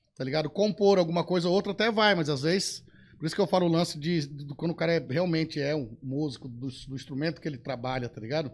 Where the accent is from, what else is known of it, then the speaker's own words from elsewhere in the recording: Rio Grande do Sul, Brazil; moved away; Aí eu meto umas gauchescas lá da minha terra